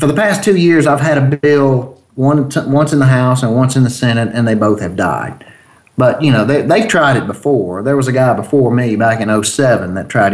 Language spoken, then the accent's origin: English; Mobile, Alabama, United States; now in Mississippi, United States; I'm from Mobile, Alabama, originally